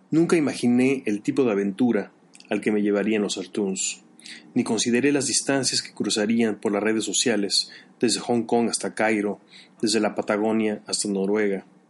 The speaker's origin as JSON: {"language": "Spanish", "country": "Mexico", "tie": "born or raised there", "also_born_or_lived": "Chicago", "moved": "as an adult", "said": "Yo he vivido una situación similar de niño en la escuela en México"}